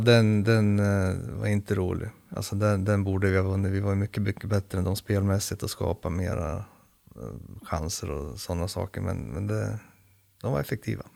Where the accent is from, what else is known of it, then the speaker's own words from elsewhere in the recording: Sweden; also born or lived in Södertälje; oss svenskar